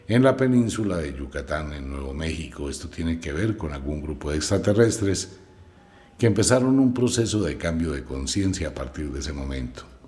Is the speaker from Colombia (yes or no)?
yes; Colombia; Como colombiano, vivo en Colombia